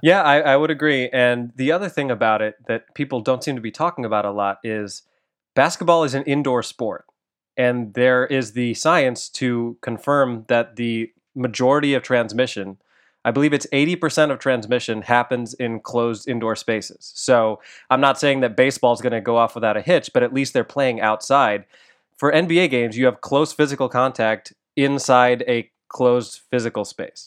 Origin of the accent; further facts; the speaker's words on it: Chicago, Illinois, United States; also born or lived in Aurora, Illinois; I grew up in the Chicago area. I was actually born in Aurora, Illinois